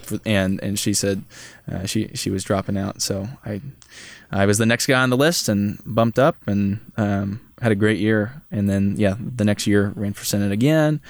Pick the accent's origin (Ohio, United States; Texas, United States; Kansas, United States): Kansas, United States; Holton; moved away as an adult; now in Manhattan, Kansas, United States; I'm from Holton, Kansas, so it's just a small town north of Topeka